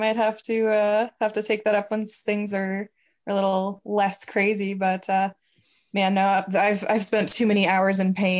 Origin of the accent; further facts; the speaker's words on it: Canada; also born or lived in United States; I always say I'm a terrible Canadian. I don't like the cold at all. I've lived here for like the majority of my life